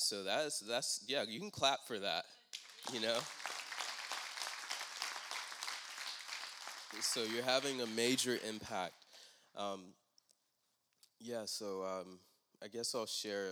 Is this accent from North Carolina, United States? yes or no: yes; Raleigh, North Carolina, United States; I'm from Raleigh